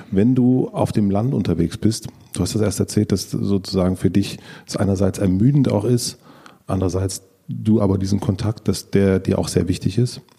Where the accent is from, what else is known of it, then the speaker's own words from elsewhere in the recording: Gröden, Brandenburg, Germany; Ich komme ursprünglich aus Südbrandenburg.